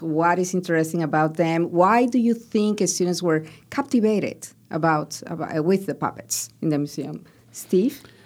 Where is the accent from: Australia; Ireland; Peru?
Peru; moved away; where I grew up in Peru